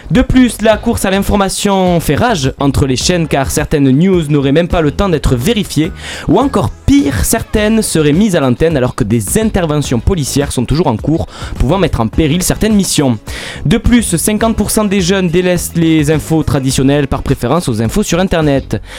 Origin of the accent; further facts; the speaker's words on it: France; Pourtant, on est français, on a le droit de donner notre avis.